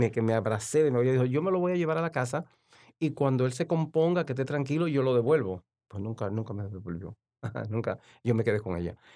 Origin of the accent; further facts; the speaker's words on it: La Romana, Dominican Republic; born there; Sí, yo, yo realmente nací en La Romana, en la, que, está, a media hora de San Pedro de Macorís.